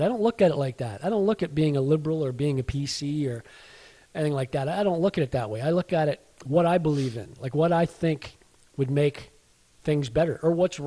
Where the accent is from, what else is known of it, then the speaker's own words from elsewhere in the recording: Canada; So yeah, we were born here in Canada. We are Canadians